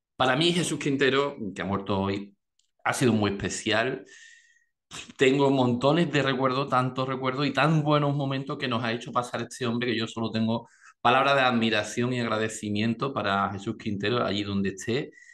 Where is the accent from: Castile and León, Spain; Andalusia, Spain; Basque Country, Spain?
Andalusia, Spain; yo como andaluz, ese sentido del humor tan andaluz